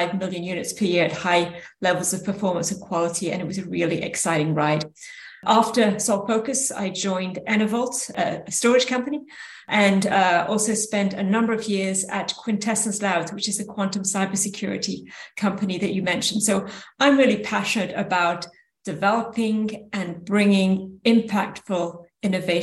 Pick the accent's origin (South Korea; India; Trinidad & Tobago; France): France; moved away as an adult; also born or lived in United Kingdom; now in San Francisco Bay Area, United States; I did start off life in the UK, grew up in France, and then ended in the Bay Area where my three children were raised